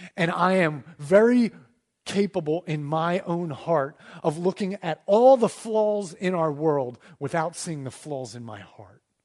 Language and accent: English; United States; as an American citizen